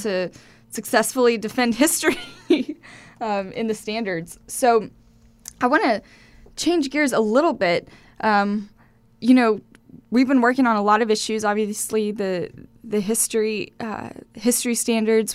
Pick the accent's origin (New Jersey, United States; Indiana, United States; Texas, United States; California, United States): Texas, United States; Lubbock; I was born in Lubbock